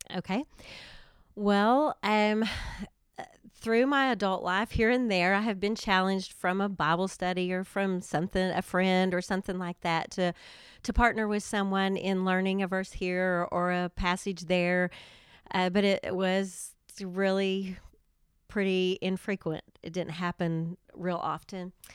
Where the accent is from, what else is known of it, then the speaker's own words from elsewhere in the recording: Durant, Oklahoma, United States; I am from Durant and have lived there a long time. I graduated from high school there, have raised my family there